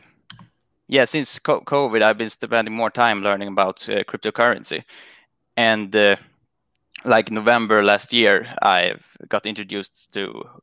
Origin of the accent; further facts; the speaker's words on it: Sweden; I'm from Sweden